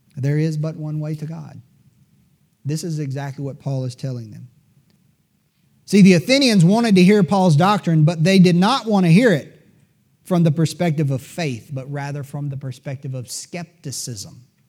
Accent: United States; as an American

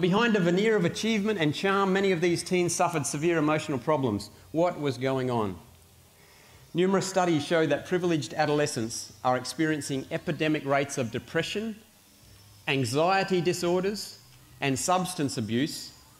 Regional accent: Australia; for me, as an Australian parent

